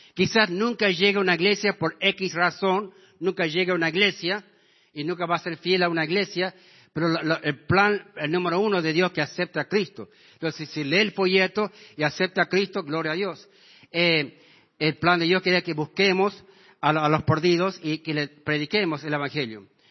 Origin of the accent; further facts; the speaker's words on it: Washington, Iowa, United States; now in San Miguel de Tucumán, Argentina; mi pueblo de donde yo me crié, el pueblo de Washington, Iowa